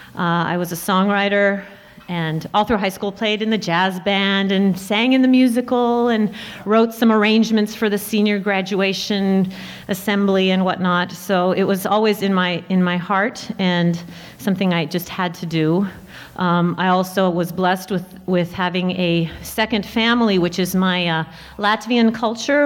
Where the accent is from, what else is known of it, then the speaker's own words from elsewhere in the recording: Portland, Oregon, United States; I grew up in Portland, Oregon.